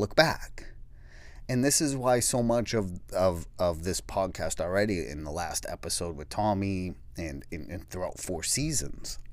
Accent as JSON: {"language": "English", "town": "Peabody", "region": "Massachusetts", "country": "United States", "tie": "born or raised there", "said": "I grew up on Sherwood Ave, and Sherwood Ave was in Peabody"}